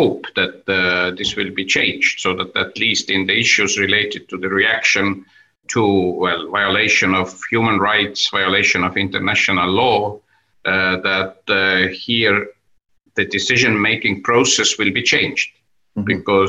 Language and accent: English; Tallinn, Harju County, Estonia; initially I was the head of one of the city districts in my hometown, Tallinn, and then I was elected to Estonian National Parliament